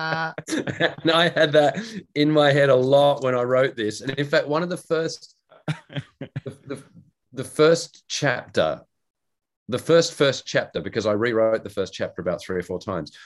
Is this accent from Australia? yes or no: yes; Australia; moved away; I'm an Australian